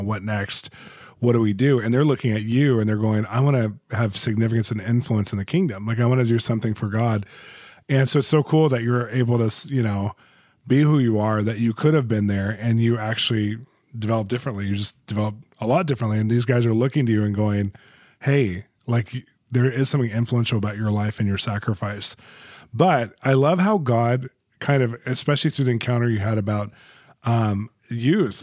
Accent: United States; I'm from America

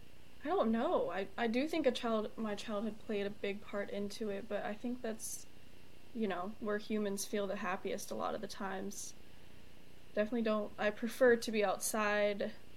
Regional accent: Charlotte, North Carolina, United States; Charlotte, North Carolina.

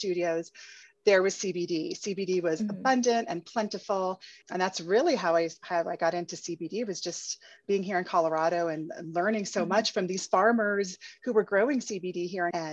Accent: Puerto Rico; moved away; also born or lived in Paris; I'm originally from Puerto Rico, and I spent my formative years in Puerto Rico

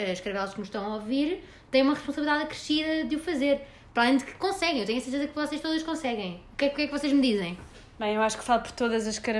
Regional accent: Mexico; Portuguese is a second language; tenho 57 anos e nasci no México e vivi lá a minha vida toda.

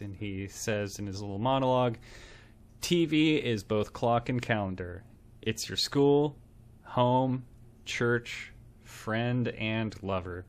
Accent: United States; I grew up in America and got educated here.

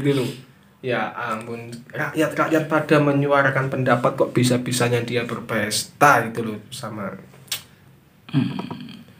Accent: Java, Indonesia; aslinya kan orang Jawa

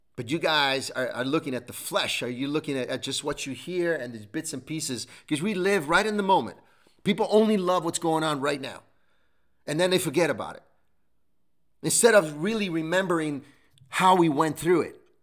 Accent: Italy; English is a second language; moved away; Growing up in Italy as well, we lost everything

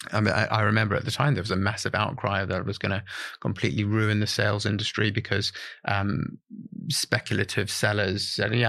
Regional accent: South Africa; now in United Kingdom; I'm South African

